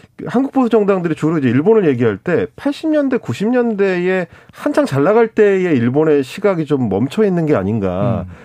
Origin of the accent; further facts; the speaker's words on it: Gongju, South Chungcheong, South Korea; 제 고향이 공주예요.